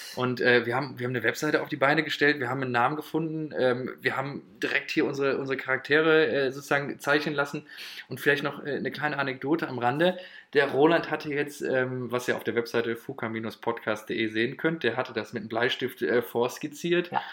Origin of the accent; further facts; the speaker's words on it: Moers, North Rhine-Westphalia, Germany; 23 Jahre alt, aus Mörs